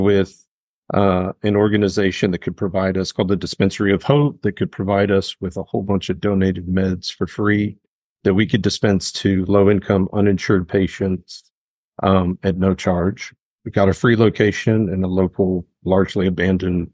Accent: Memphis, Tennessee, United States; I grew up here in Memphis

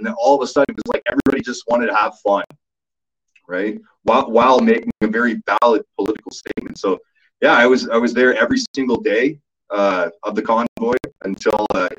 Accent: Ottawa, Ontario, Canada; moved away as an adult; now in Alberta, Canada; So I'm from Ottawa originally. So it's my home city. I lived most of my life there, except for my university days. But other than that, I was in Ottawa for my entire life until about a year and a half ago when I got sick of living in Ontario and decided I was going to move to Alberta.

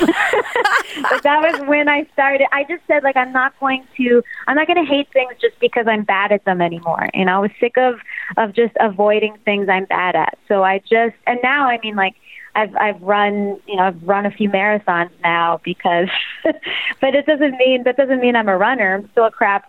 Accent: Toronto, Ontario, Canada; I come from Toronto.

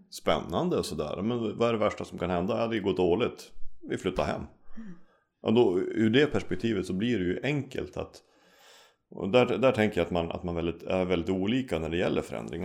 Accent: Umeå, Västerbotten County, Sweden; also born or lived in Norway; jag är uppvuxen i Umeå, mm. har bott här nästan majoriteten av hela mitt liv

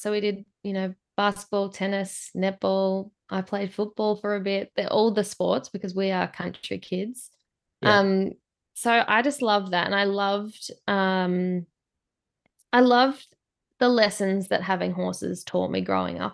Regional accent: Swan Hill, Victoria, Australia; I'm from the top of Victoria, so Swan Hill in Victoria

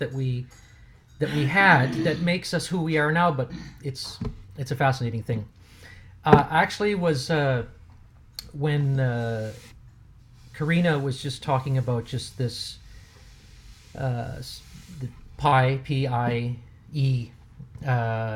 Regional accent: Germany; moved away; I grew up in Germany as a young boy, so I'm actually, for those of you who would care to know or don't care, I am bilingual

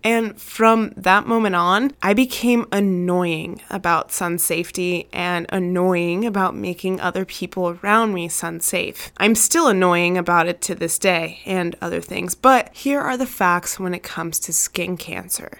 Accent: Arizona, United States; I grew up in Arizona, the devil's armpit when it comes to heat and sunshiny days

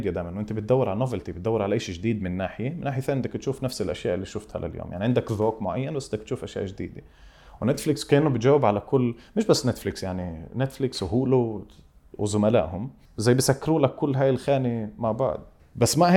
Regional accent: Palestine; طب ليش ليش الفيلم تبعي انا كفلسطيني لازم يتعرف كفيلم فلسطيني

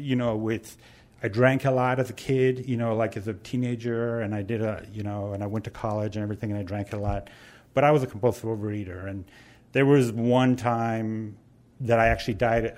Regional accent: Ireland; now in San Francisco, United States; I talk funny because I'm originally from Ireland

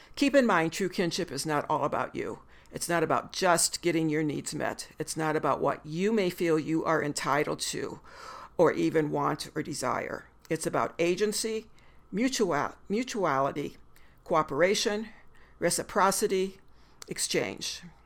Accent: the Midwest of the United States, United States; now in Missoula, United States; I'm a white woman born and bred in the Midwest of the United States

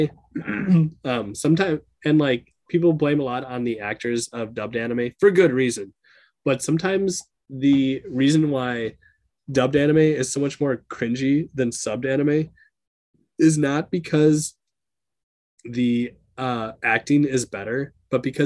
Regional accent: Minnesota, United States; I'm a person from Minnesota.

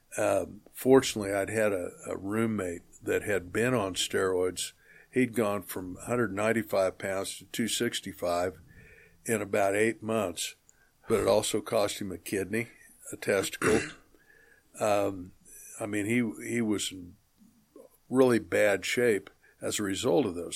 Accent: Atwood, Kansas, United States; also born or lived in Colby, Kansas / Sterling, Kansas; we moved to Atwood when I was four, and I lived there for the next fourteen years until I graduated and then, you know, college back and forth. So as far as a hometown, that, that would be my hometown

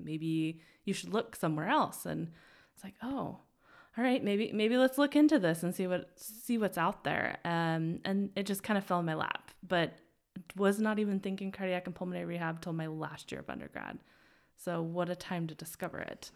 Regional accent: Twin Falls, Idaho, United States; also born or lived in Utah / Boise; I'm actually from Idaho. Yeah. So Um, small town in the middle of nowhere near South Central Idaho, Twin Falls area.

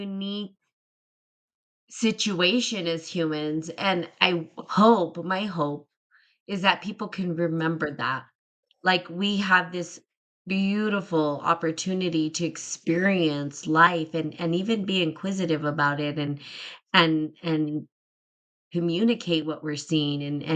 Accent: New Mexico, United States; I'm from New Mexico

